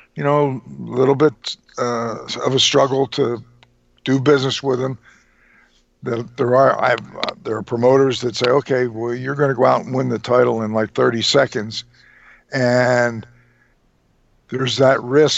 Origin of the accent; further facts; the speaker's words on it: Trenton, New Jersey, United States; I was from Trenton